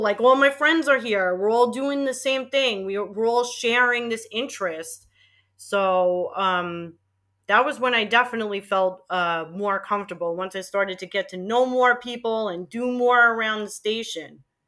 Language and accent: English; New York City, New York, United States; accent: Queens; moved away; I'm born and bred and raised in Queens, and I have a Queens accent